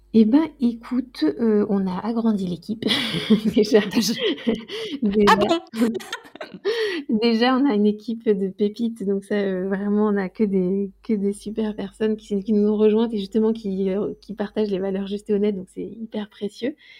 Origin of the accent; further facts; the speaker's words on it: Loir-et-Cher, Centre-Val de Loire, France; je viens du Loir-et-Cher